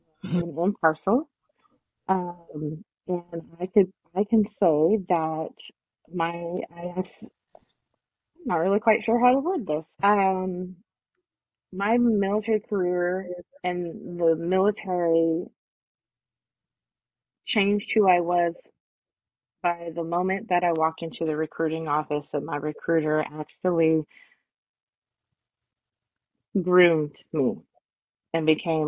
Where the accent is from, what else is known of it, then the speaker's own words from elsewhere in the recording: Oregon, United States; now in Georgia, United States; So I'm originally from the Pacific Northwest, the Oregon area. But right now, Georgia is where my roots are.